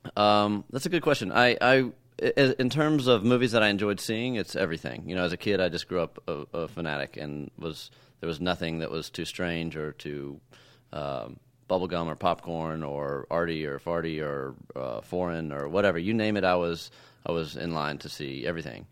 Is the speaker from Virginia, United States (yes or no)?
no; Texas, United States; I grew up in Texas